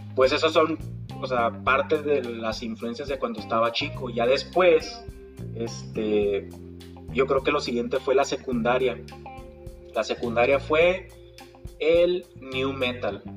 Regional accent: Chihuahua, Mexico; soy de Chihuahua, Chihuahua

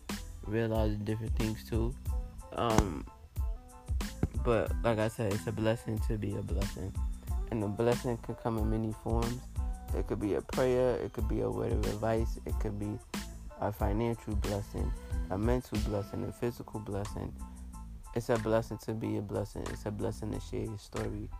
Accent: New York, United States; moved away; I'm from New York.

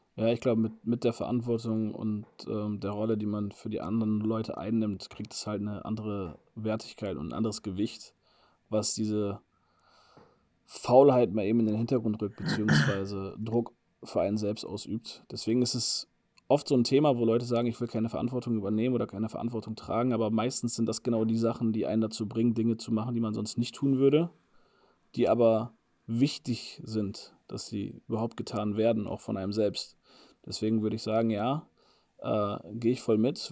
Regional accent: Bremen, Germany; moved away as an adult; bei euch in Bremen, in meiner Heimat

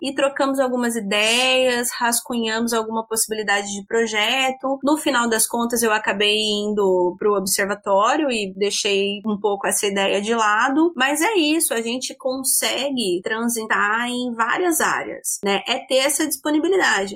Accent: Jaboticabal, São Paulo, Brazil; moved away as an adult; now in Maringá, Brazil; Eu sou do interior de São Paulo, sou de uma cidade chamada, chamada Jaboticabal, é próximo a Araraquara

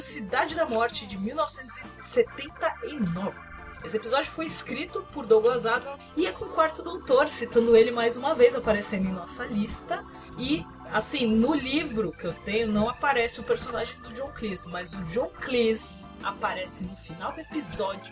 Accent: Brazil; a gente é brasileiro

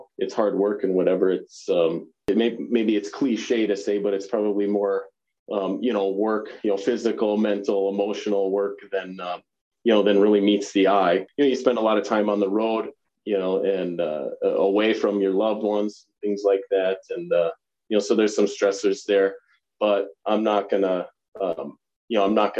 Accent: Pelican Rapids, Minnesota, United States; moved away as an adult; now in Montana, United States; you and I grew up together in Pelican Rapids, Minnesota

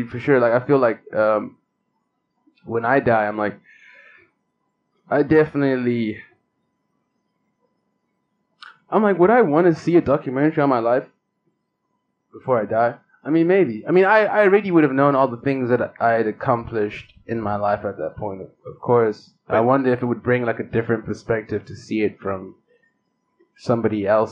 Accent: South Africa; now in California, United States; As a South African

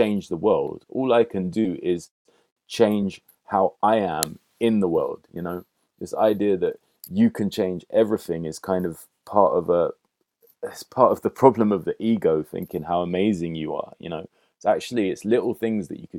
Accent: London, United Kingdom; also born or lived in Hackney, London; I grew up initially in Kilburn on Wilson Lane, near the old cinema, the Odeon, and the cemetery, Paddington Cemetery. And then moved further up to Willesden, just off Willesden High Road. And I was there till I was about 20

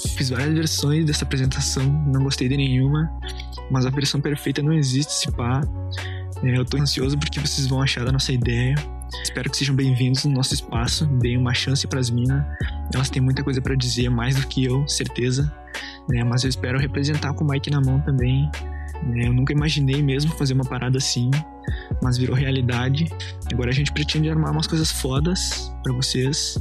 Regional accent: Uruguaiana, Rio Grande do Sul, Brazil; a gente é natural de Uruguaiana, que é uma cidade pequena do interior, que faz fronteira com a Argentina.

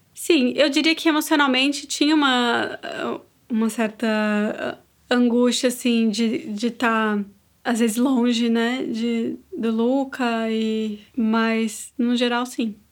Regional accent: São Paulo, Brazil; moved away as an adult; now in São Miguel dos Milagres, Brazil; Eu sou de São Paulo, mas moro há 10 anos em Alagoas

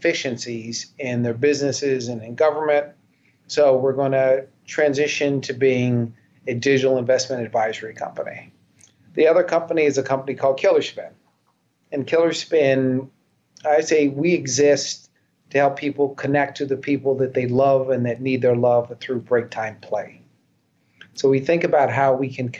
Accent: Wichita, Kansas, United States; also born or lived in Philadelphia, Pennsylvania; I was born in Philadelphia. But I grew up in Wichita, Kansas.

